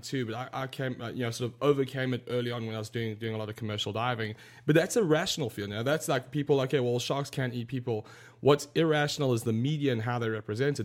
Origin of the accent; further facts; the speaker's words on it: South Africa; I grew up in South Africa